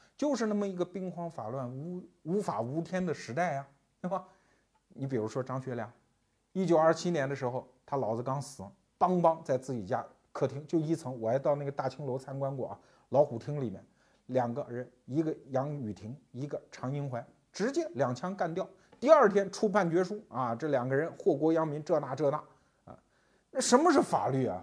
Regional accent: Anhui, China; 我们安徽人

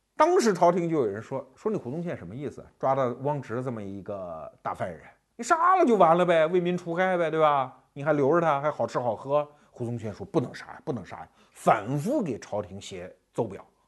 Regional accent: Anhui, China; 我们安徽人老起哄

